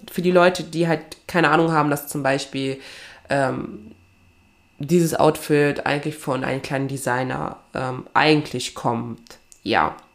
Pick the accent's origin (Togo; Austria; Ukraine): Togo; meine Wurzeln liegen ja in Togo, ne? Also ich komme ja aus Togo, also aus Westafrika.